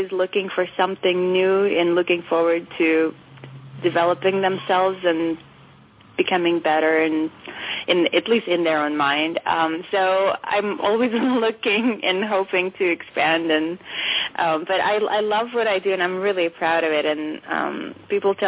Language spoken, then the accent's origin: English; Moscow, Russia; moved away; I grew up in Moscow in the fall of the Soviet Union